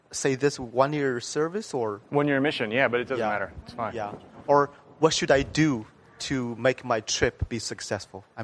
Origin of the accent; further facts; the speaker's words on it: China; English is a second language; Uh, I'm from China.